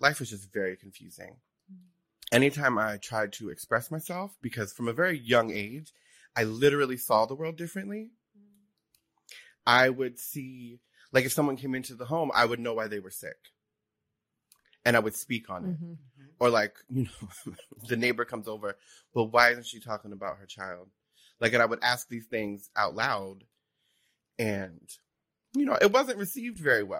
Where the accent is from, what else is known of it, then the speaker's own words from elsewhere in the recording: New Jersey, United States; I grew up in Jersey. I'm from South Jersey.